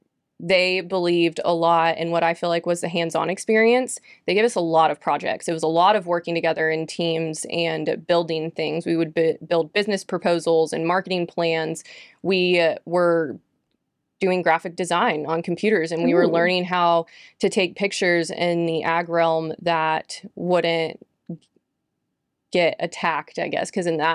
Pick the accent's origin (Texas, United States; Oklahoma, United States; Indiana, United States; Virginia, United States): Texas, United States; Cypress; I grew up in Houston and in the suburbs of Houston called Cypress, Texas. And so there wasn't a big 4-H group in Cypress because we were very suburban.